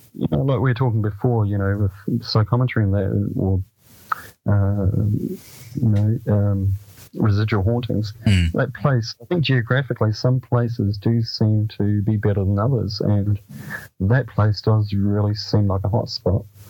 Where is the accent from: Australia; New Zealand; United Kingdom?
New Zealand; Dunedin, Otago; the house I grew up on in Saddle Hill in Dunedin.